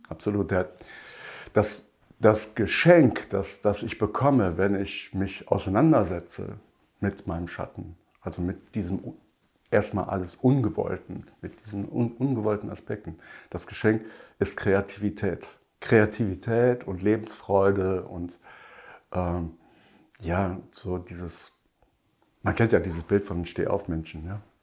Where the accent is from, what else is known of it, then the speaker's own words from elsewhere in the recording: Rhineland, Germany; bei uns im Rheinland